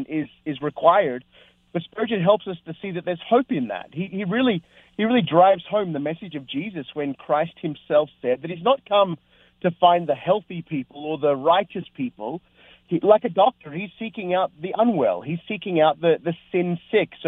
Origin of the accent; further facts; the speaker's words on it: Australia; also born or lived in North America; I've pastored here in Australia, my home country